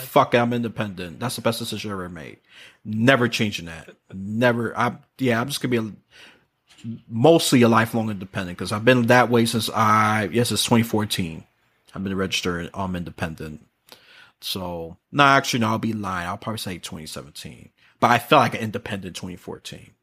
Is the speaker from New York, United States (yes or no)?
yes; New York City, New York, United States; moved away; that city, which I'm born and from